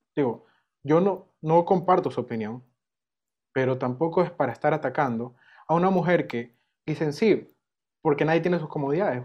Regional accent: Ecuador; Si te digo como ecuatoriano

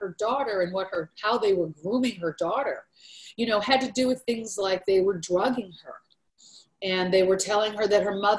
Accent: Portland, Oregon, United States; I grew up in Portland, Oregon

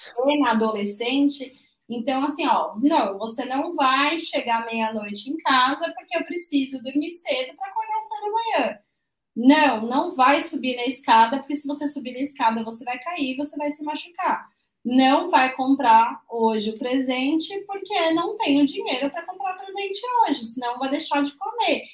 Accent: São Paulo, Brazil; eu, que sou de São Paulo

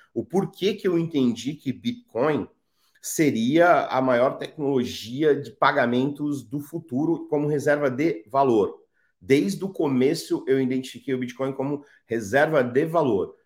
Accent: São Paulo, Brazil; born or raised there; also born or lived in Ceará

